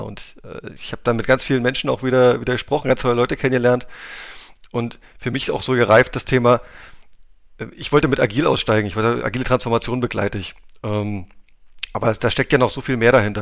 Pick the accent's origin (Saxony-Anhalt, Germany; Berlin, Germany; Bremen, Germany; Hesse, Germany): Saxony-Anhalt, Germany; Wittenberg; also born or lived in Magdeburg; geboren in der Lutherstadt Wittenberg, wunderschön, mit unendlich Historie äh, und auch da in der Nähe aufgewachsen